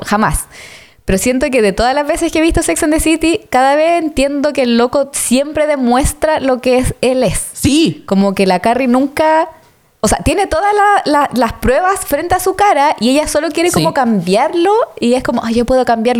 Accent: Santiago, Santiago Metropolitan Region, Chile; yo soy de Recoleta. Weón. Soy de El Salto Zapadores. Soy de Zapadores.

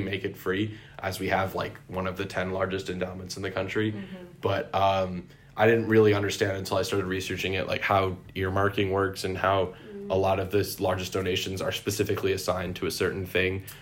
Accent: Syracuse, New York, United States; I'm from Syracuse, New York

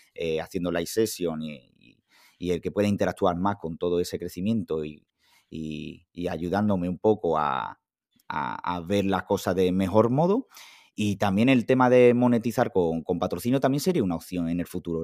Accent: Huelva, Andalusia, Spain; nací un 7 de septiembre de 1993 en Huelva

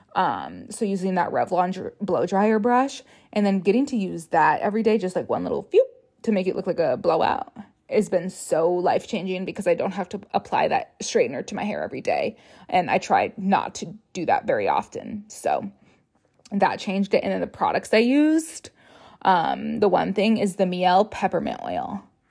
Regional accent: Rochester, Minnesota, United States; moved away as an adult; now in Minneapolis, United States; I'm from Rochester, which is an hour and a half away from the Twin Cities

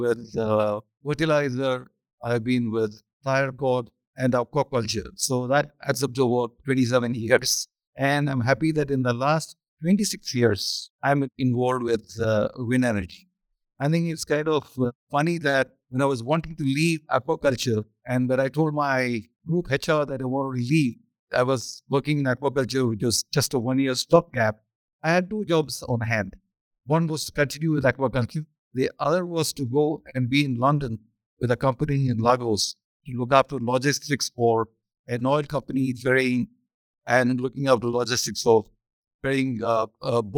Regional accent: southern India, India; also born or lived in Chennai; I come from Madhya Pradesh, this is southern India

